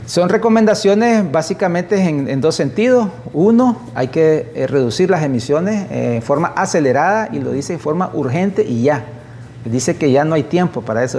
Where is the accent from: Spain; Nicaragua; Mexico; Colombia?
Nicaragua; somos los nicaragüenses